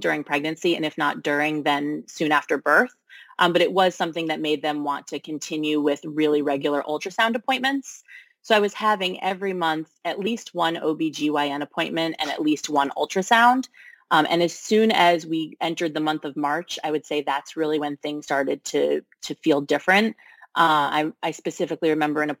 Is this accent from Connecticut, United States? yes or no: yes; Connecticut, United States; now in Brooklyn, United States; I'm originally from Connecticut